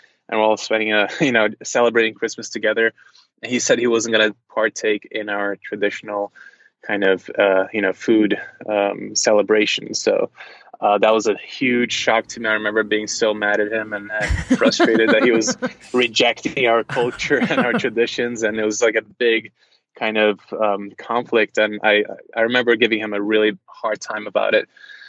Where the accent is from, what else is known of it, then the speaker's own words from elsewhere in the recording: Charlotte, North Carolina, United States; born there; also born or lived in Brazil / Norway; I was born in the States in Charlotte, North Carolina, but I've basically never lived in the States apart from, you know, maybe 4 years or 3 years of my life. And most of my time I've spent in Brazil, different parts of Europe, Norway.